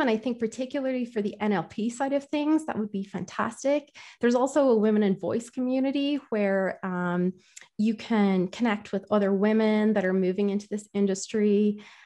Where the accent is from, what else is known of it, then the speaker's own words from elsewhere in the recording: Ireland; I'm from Ireland